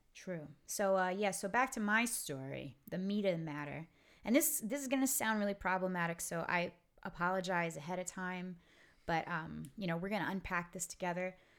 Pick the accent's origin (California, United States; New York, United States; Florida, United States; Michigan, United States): New York, United States; New York City; I'm I'm from Brooklyn